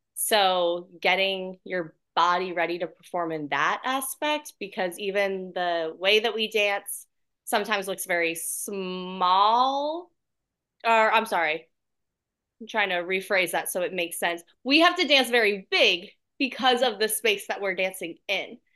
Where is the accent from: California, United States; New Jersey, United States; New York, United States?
New Jersey, United States; Point Pleasant Beach; also born or lived in Orlando, Florida; now in Atlanta, United States; I'm originally from a really small town, um, in New Jersey called Point Pleasant Beach. Uh, so it's on the shore, and I grew up also in Orlando, Florida